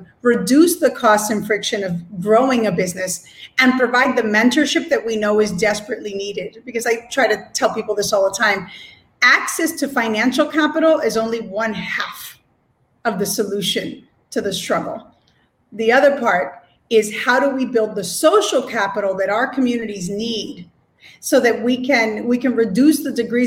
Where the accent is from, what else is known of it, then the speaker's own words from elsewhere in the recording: Philadelphia, Pennsylvania, United States; moved away as an adult; now in Puerto Rico; being born and raised in Philadelphia